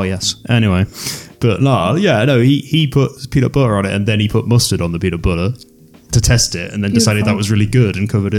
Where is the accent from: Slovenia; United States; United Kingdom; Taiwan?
United Kingdom; England; now in Reykjavik, Iceland; I'm British.